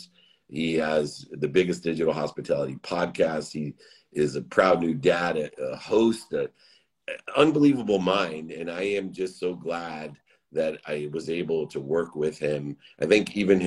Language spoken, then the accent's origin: English; San Diego, California, United States; I'm from San Diego.